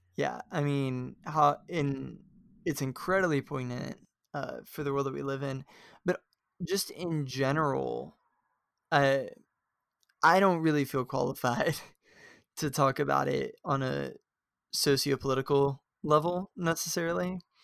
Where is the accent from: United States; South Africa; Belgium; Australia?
United States; the South; we come from the South